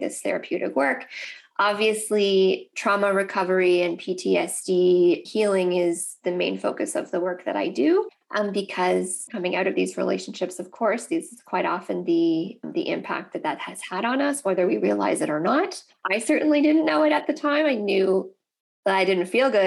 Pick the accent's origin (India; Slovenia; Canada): Canada; Nova Scotia; I'm Canadian, and so I am actually from the East Coast of Canada, from Nova Scotia